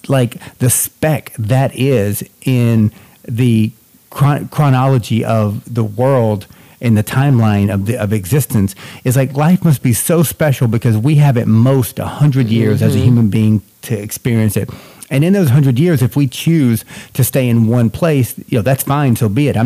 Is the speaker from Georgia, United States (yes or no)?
yes; North Georgia, United States; moved away as an adult; also born or lived in Boston / California / New York; now in New Jersey, United States; I was born and raised in Georgia